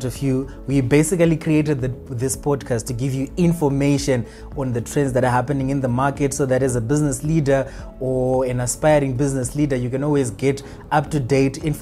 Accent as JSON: {"language": "English", "town": "Watsomba", "region": "Manicaland", "country": "Zimbabwe", "said": "We come from Watsomba"}